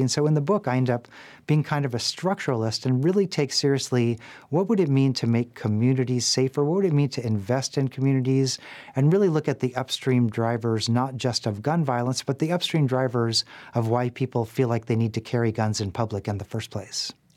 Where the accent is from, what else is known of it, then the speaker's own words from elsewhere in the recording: Nashville, Tennessee, United States; my hometown of Nashville